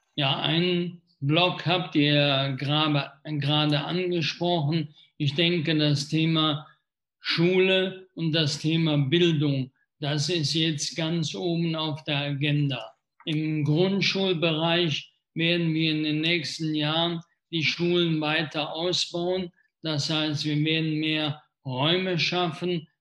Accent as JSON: {"language": "German", "town": "Wesseling", "region": "North Rhine-Westphalia", "country": "Germany", "tie": "born or raised there", "said": "in meiner Heimatstadt"}